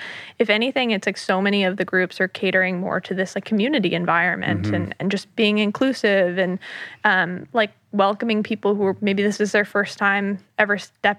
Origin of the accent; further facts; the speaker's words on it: New York, United States; I'm, you know, like born and raised in the New York City area, I grew up in the suburbs right outside of the city.